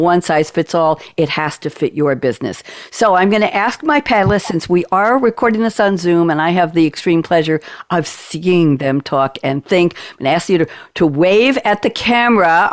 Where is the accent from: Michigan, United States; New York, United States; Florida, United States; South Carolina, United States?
New York, United States; moved away; I sound like I'm from New York, and I originally was